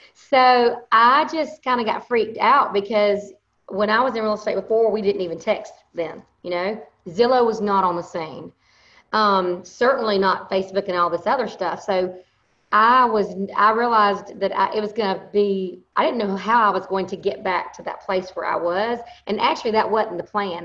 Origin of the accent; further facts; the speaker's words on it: Thomasville, Georgia, United States; accent: Southern; I am from Thomasville, Georgia.